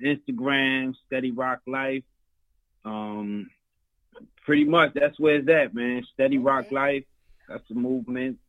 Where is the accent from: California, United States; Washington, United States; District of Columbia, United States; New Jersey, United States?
New Jersey, United States; Elizabeth; I'm a Jersey boy, born and raised